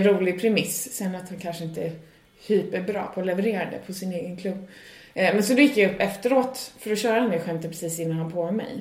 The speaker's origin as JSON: {"language": "Swedish", "country": "Sweden", "moved": "as an adult", "lives_now": "Ireland", "said": "jag kommer från Sverige"}